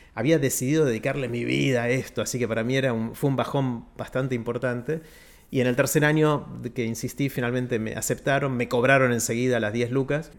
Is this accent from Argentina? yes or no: yes; Argentina; also born or lived in United States; argentino, pero ciudadano del mundo